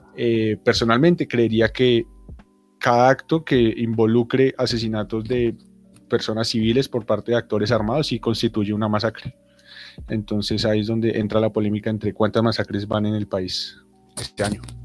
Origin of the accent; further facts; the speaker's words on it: Colombia; como colombianos